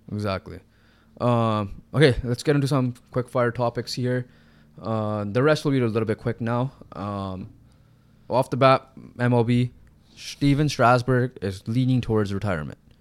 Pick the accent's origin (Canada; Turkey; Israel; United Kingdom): Canada; we're Canadian